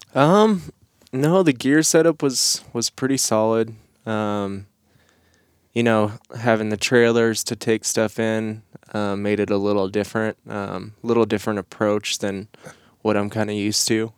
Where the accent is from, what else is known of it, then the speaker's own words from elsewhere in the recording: Nebraska, United States; moved away as an adult; I grew up in Nebraska